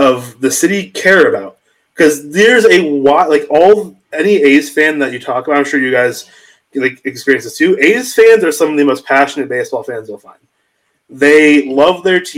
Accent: California, United States; I grew up in California

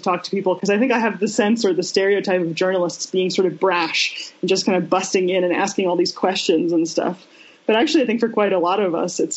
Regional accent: Denver, Colorado, United States; moved away as an adult; also born or lived in North Carolina; I grew up in Denver, Colorado, in the U.S., from the time I was very young

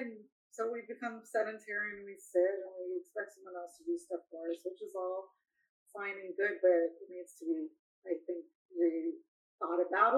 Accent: China; moved away; I came from China, but that's what they're calling it at Davos now.

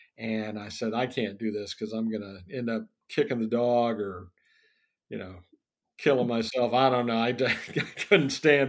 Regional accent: Panama Canal Zone, Panama; born there; also born or lived in Virginia / North Carolina / Indiana / Florida; Well, I was born in Panama Canal Zone, actually, because my dad was in the Army.

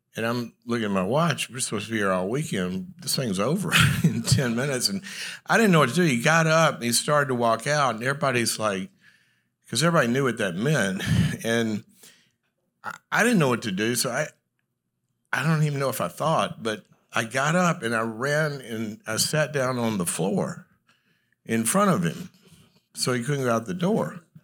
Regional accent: the South, United States; moved away; also born or lived in Los Angeles; I'm from the South

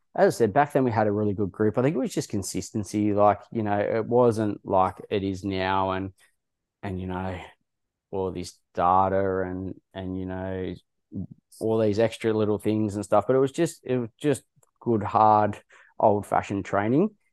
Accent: Wagga Wagga, New South Wales, Australia; I grew up in Wagga Wagga

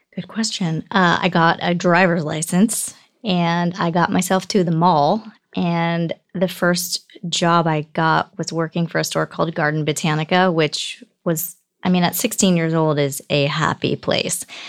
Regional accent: Bay Area, Northern California, United States; also born or lived in Michigan / Alaska; We ended up in Northern California, the Bay Area

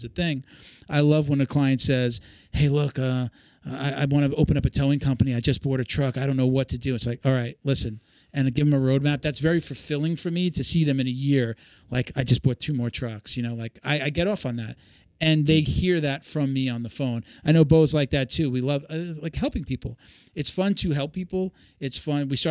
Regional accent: Long Island, New York, United States; From New York originally. I grew up on Long Island.

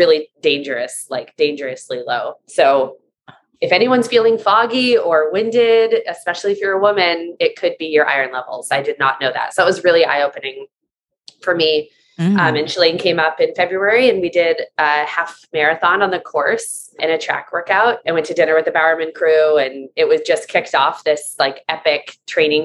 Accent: Seattle, Washington, United States; I grew up in Seattle with no vitamin D

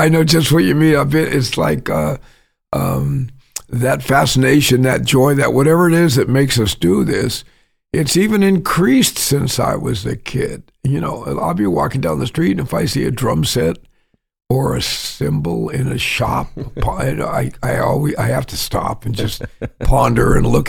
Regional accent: West Coast, United States; When I lived on, even though I'm from the West Coast, I always kind of played the way I do now.

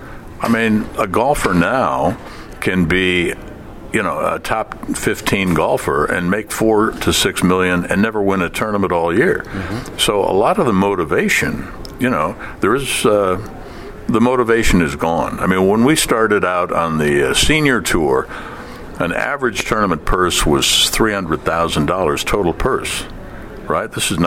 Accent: Toledo, Ohio, United States; Bobby Lane was one of my boyhood idols growing up in Toledo

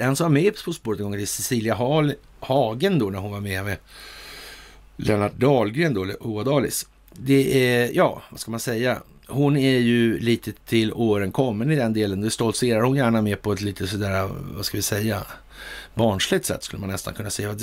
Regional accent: Sweden; som svensk

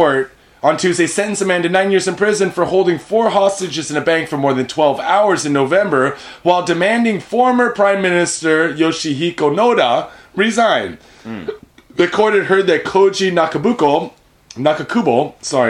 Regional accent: United States; now in Japan; back home meaning in America, we're from the States

